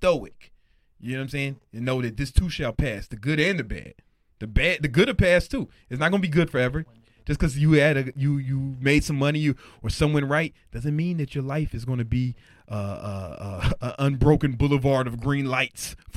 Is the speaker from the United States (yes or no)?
yes; Chicago, Illinois, United States; moved away; I'm from the South Side of Chicago, right? The real South Side